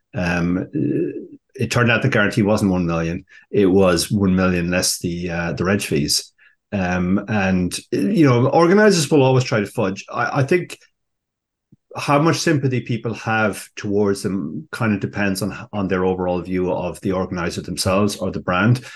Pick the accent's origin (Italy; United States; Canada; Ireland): Ireland; we Irish prefer the English